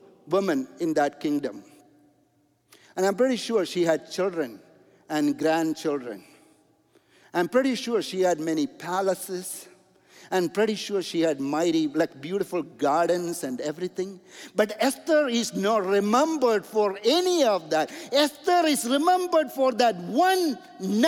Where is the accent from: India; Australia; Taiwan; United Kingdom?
India; moved away; also born or lived in Toronto, Canada; I'm an engineer from India.